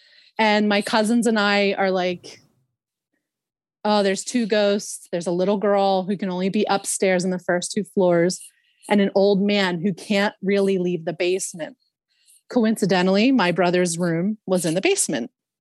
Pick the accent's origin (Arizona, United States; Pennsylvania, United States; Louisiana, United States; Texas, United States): Pennsylvania, United States; Philadelphia; I grew up in Northeast Philadelphia